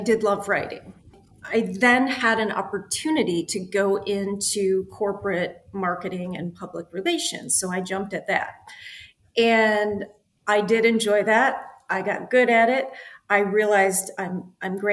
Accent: Midwest, United States; I grew up in the Midwest, very kind of conservative parents who you follow the straight line

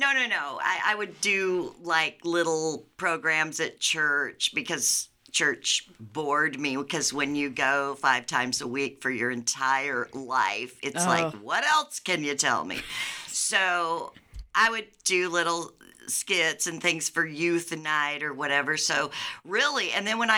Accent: Davenport, Iowa, United States; I was born up here right after they moved up here because Alcoa sent out a countrywide request for workers.

